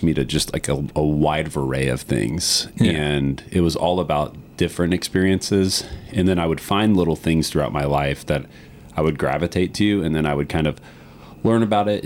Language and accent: English; Green Swamp West, outside Tampa, Florida, United States; I grew up the first 5 years of my life in an area outside of Tampa called Green Swamp West. So my family is 5 generations of the Tampa Bay, Cedar Key area.